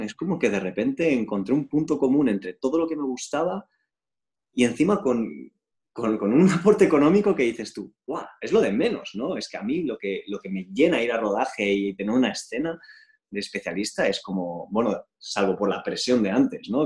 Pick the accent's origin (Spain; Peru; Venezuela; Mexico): Spain; yo también soy español, ¿sabes? Soy español, soy europeo